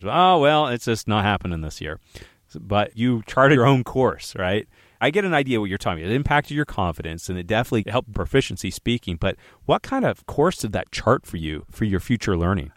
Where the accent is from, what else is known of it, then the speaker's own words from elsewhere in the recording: United States; we're American